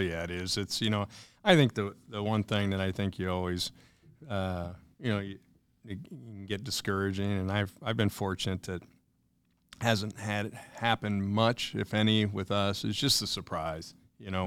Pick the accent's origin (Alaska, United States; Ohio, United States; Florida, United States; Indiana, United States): Indiana, United States; moved away as an adult; back to my home state here, going on seven years